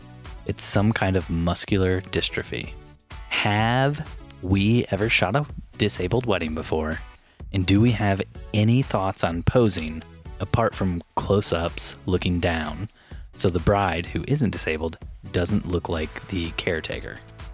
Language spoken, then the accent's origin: English; Michigan, United States; born there; also born or lived in Indiana; If people know I was born in Michigan, it ruins the podcast.